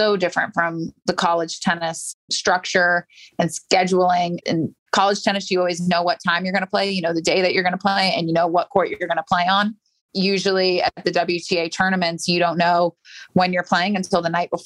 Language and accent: English; St. Petersburg, Florida, United States; I grew up in St. Pete, just down the street from IMG Academy.